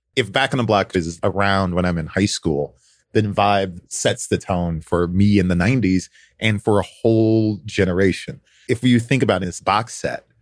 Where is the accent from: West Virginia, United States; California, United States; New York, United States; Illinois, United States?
Illinois, United States; Chicago; I am from Chicago